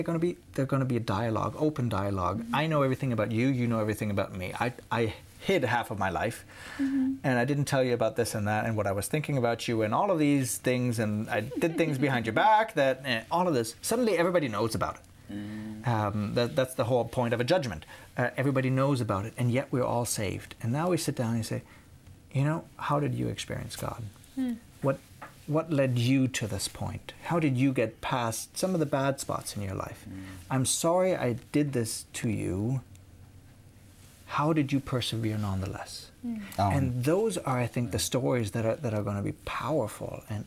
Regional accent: Munich, Bavaria, Germany; moved away; I grew up in Munich

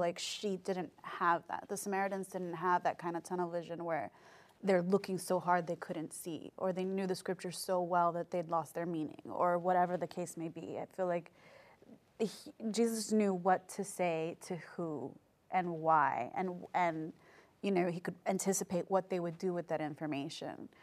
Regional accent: New York City, New York, United States; moved away as an adult; also born or lived in Korea; I grew up in New York City

